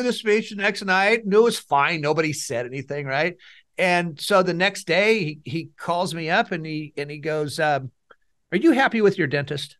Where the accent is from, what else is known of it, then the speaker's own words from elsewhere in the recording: Fresno, California, United States; I'm from Fresno. I was born and raised here.